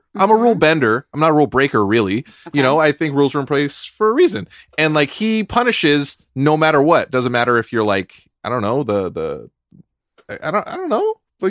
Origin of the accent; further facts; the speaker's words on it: California, United States; I am a Californian.